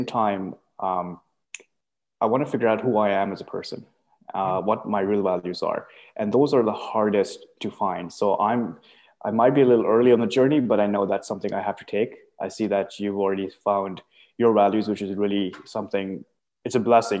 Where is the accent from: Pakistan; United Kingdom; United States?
Pakistan; now in Canada; I'm from Pakistan, moved here around 2012